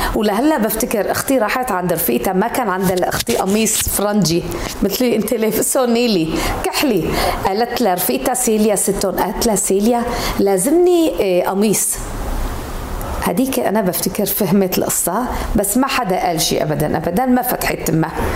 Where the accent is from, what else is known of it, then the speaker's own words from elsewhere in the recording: Aleppo, Aleppo Governorate, Syria; moved away; جيت من حلب